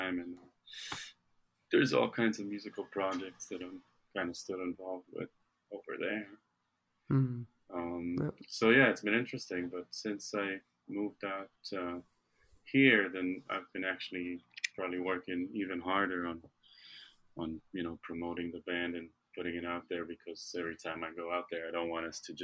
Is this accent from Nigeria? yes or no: no; Israel; now in United States; I'm from Israel originally, and I'm here